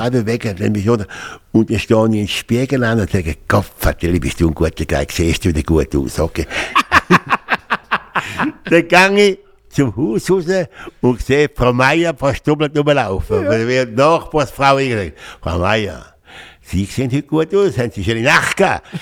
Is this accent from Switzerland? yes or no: yes; Switzerland; moved away as an adult; also born or lived in Geneva / Canary Islands / Jamaica; ich bin Deutschschweizer geblieben